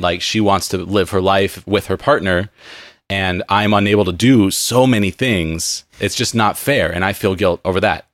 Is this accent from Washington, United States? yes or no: no; San Diego, California, United States; growing up in San Diego